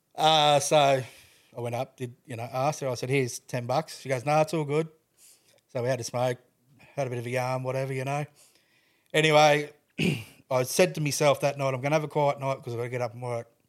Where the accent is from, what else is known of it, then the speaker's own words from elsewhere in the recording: Toowoomba, Queensland, Australia; I grew up in Toowoomba.